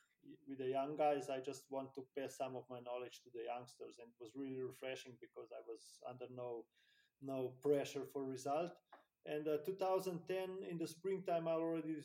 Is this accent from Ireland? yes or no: no; Slovenia; in my hometown, in my country